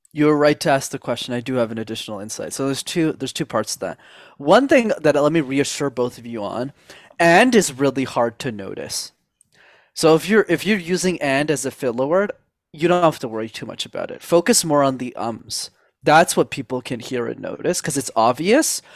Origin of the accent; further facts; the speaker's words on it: Montreal, Quebec, Canada; I grew up in Montreal in Canada